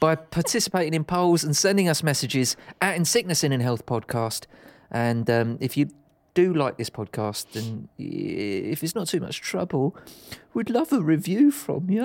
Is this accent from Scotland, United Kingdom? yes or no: no; Dagenham, London, United Kingdom; I grew up in Dagenham.